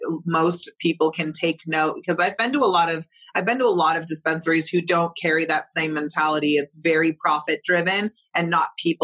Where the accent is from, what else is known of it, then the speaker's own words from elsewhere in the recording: Emerald Triangle, California, United States; also born or lived in Bay Area; I grew up in the Emerald Triangle